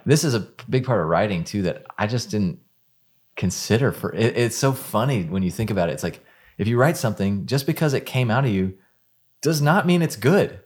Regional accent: Houston, Texas, United States; moved away as an adult; also born or lived in Dallas; now in Nashville, United States; I, I grew up in Houston

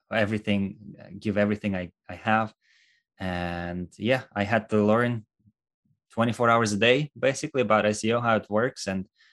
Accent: Russia; moved away as an adult; now in United States; originally, I am from Russia, born and raised there.

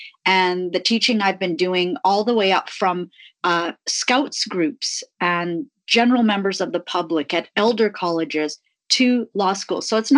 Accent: Tanzania; born there; I was born in Africa, not far from the Serengeti.

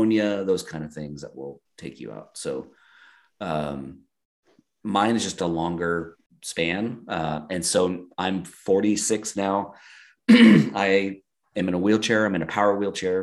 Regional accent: Eastern Oregon, United States; moved away as an adult; also born or lived in San Diego; now in Eagle, United States; I grew up in Eastern Oregon, right on the Oregon-Idaho border

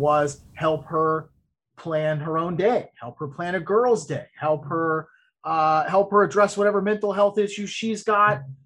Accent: Ocala, Florida, United States; now in Orlando, United States; my hometown where I grew up in Ocala

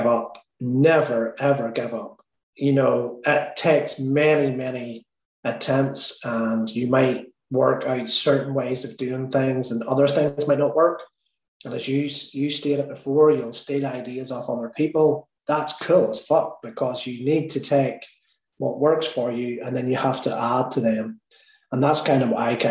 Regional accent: Ireland; me being Irish

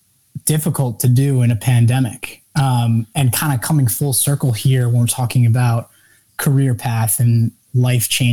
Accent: Westchester, New York, United States; I was born and raised in New York, Westchester, New York, and just north of the city.

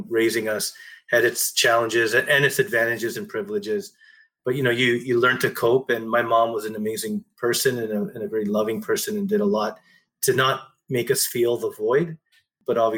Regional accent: Ontario, Canada; I was born here in Canada.

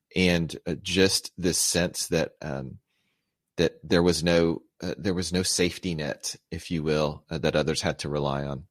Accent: United States; I was born here in the States to Filipino immigrants.

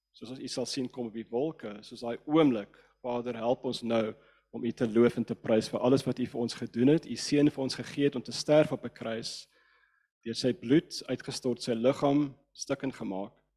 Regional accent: Cape Town, Western Cape, South Africa; first language English; Afrikaans is a second language; Ek's van Kaapstad

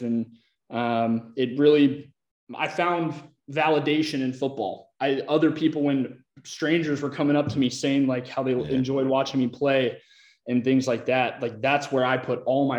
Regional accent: Olympia, Washington, United States; also born or lived in Iowa; now in Austin, United States; I originally grew up in Olympia, Washington

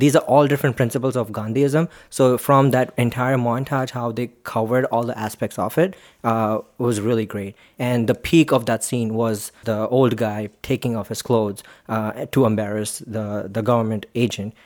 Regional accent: Mumbai, Maharashtra, India; I am from Mumbai

